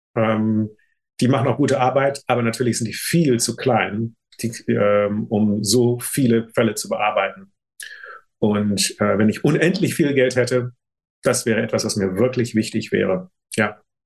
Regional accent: Germany; moved away; also born or lived in United States; das Ziel war meine Heimat

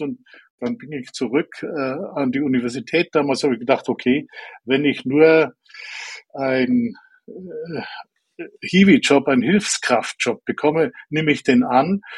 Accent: Allgäu, Bavaria, Germany; Ich bin im Allgäu aufgewachsen, dort auf dem Land, sehr naturverbundener Umgebung.

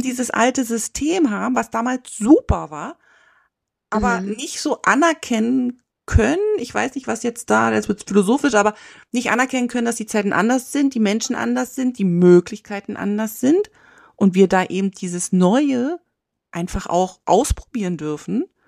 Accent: East Germany, Germany; moved away; ich bin ja in der DDR aufgewachsen

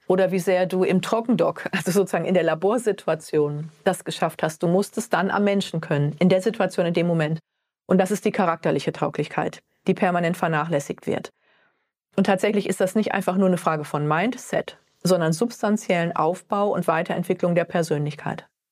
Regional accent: Ostwestfalen-Lippe, North Rhine-Westphalia, Germany; now in Frankfurt, Germany; aus einem kleinen Kaff in Ostwestfalen-Lippe bin ich räumlich gar nicht so weit gekommen, bis nach Frankfurt in den Hub

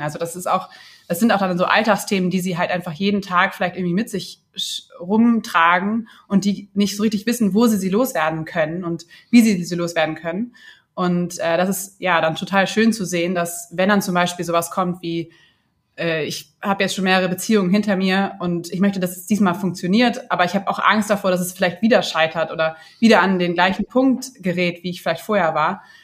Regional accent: Hamburg, Germany; moved away; ich komme ursprünglich aus Hamburg

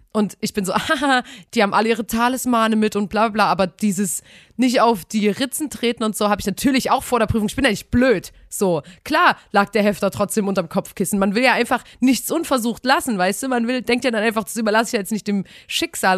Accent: Saxony, Germany; man bleibt bei uns in Sachsen, ich weiß nicht, ob es überall so ist, bis zur 10., dann im Gymnasium zusammen als Klasse

